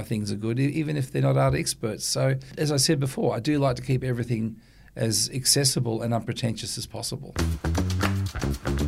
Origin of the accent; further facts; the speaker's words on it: Sydney, New South Wales, Australia; also born or lived in Ku-ring-gai Chase National Park / Victoria / Europe; I grew up in Watson's Bay essentially, but we had a beautiful big house in the Ku'ring'ar National Park, and we lived in the countryside in Victoria, and we lived, you know, in tiny villages in Europe